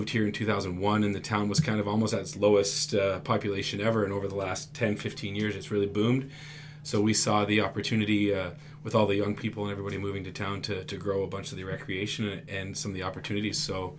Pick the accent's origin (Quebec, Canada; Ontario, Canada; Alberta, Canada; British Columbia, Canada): Ontario, Canada; Bognor; now in Saugeen Shores, Canada; I'm from Bognor, just the other side of Owen Sound